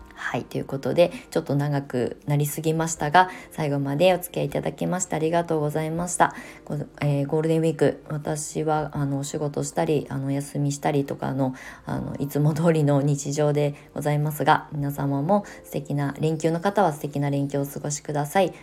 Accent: Kasama, Ibaraki, Japan; now in Kamakura, Japan; 私の出身地って茨城県笠間市というところですごく田舎なんですけど

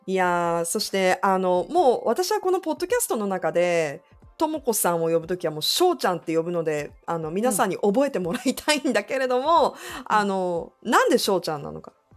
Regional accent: Yokohama, Kanagawa, Japan; moved away as an adult; also born or lived in Tokyo / United States; now in Fukuoka, Japan; 生まれは東京育ちは横浜二十歳の時に福岡にやってきて

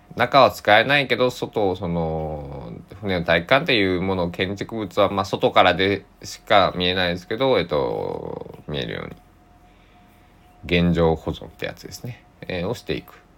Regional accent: Susaki, Kochi, Japan; born or raised there

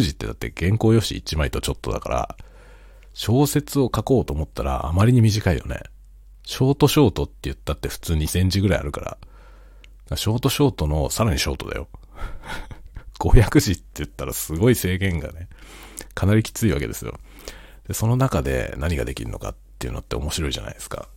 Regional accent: Kanto, Japan; now in Sapporo, Japan; 僕も関東の出身なんで、関東から来た

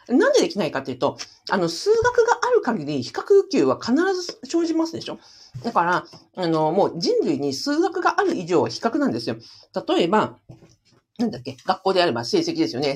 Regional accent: Hokkaido, Japan; also born or lived in Kushiro; 私は、北海道で生まれ育ちましたので

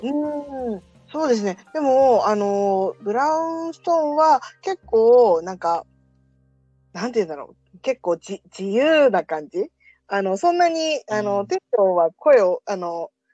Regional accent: Tokyo, Japan; 地元は東京です。

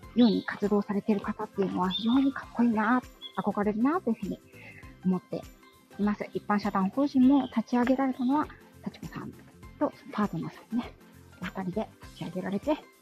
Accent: Yokohama, Kanagawa, Japan; 地元がね、横浜

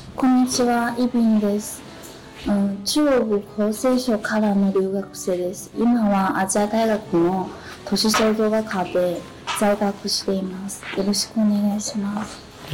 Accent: Ho Chi Minh City, Vietnam; Japanese is a second language; moved away as an adult; now in Mitaka, Japan; ベトナムのホチミ市から参りました。

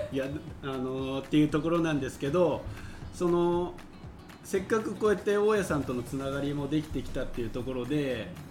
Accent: Yamaguchi, Japan; 地元の山口

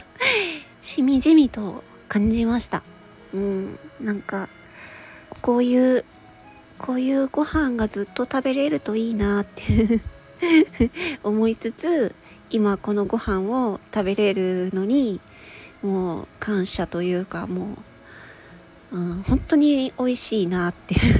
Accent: Japan; 日本に生まれて

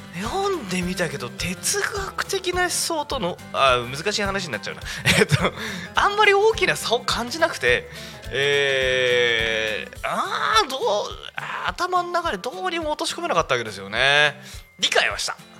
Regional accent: Yokohama, Kanagawa, Japan; 生まれ育ちの横浜

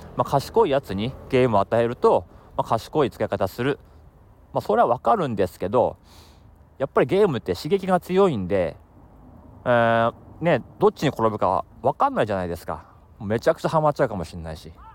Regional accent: Akita, Japan; moved away; also born or lived in Tokyo; それがもう上京してきたタイミングだったんでもう正直、ね、秋田県の田舎者ですから、まあ、東京来て

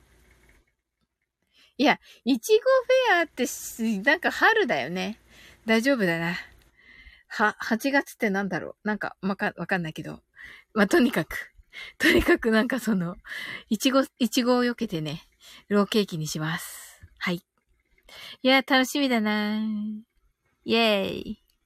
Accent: Kyushu, Japan; 私は九州人なんですけどね

